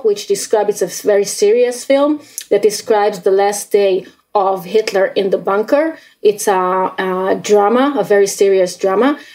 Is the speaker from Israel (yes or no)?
yes; Israel; growing up in Israel